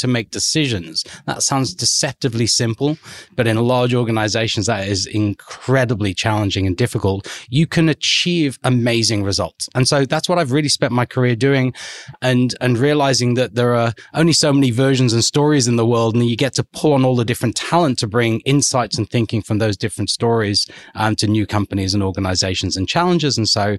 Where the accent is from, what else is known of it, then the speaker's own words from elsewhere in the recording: Liverpool, North West England, United Kingdom; moved away as an adult; now in Australia; So as you can tell from the accent, so I'm English, been in Australia for close to 20 years now.